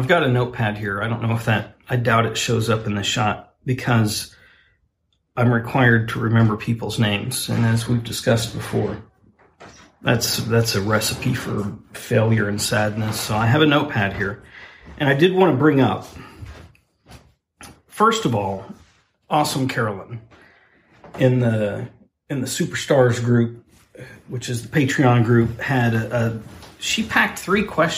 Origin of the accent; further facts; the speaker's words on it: Oklahoma, United States; my home state.